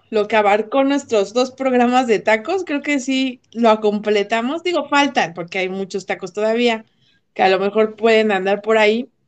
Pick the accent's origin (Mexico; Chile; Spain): Mexico; al fin y al cabo somos mexicanos.